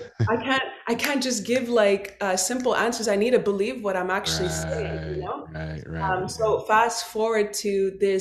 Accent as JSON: {"language": "English", "town": "Montreal", "region": "Quebec", "country": "Canada", "tie": "born or raised there", "also_born_or_lived": "Dallas, Texas", "said": "I was born and raised in Montreal, Quebec. So I'm Canadian."}